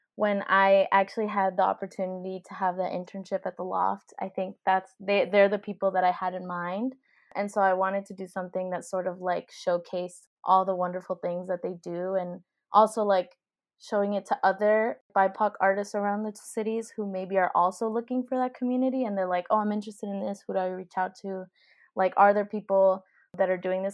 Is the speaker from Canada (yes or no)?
no; Miami, Florida, United States; moved away; I'm from, um, Miami, which is South Florida